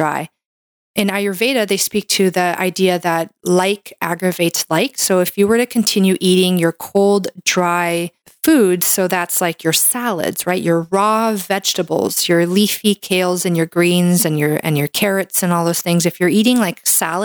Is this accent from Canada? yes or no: yes; Canada; I'm a Canadian medical doctor